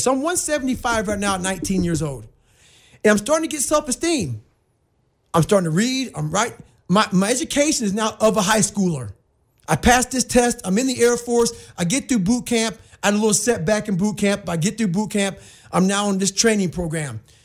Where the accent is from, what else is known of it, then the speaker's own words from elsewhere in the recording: Brazil, Indiana, United States; also born or lived in Buffalo, New York; Growing up in Brazil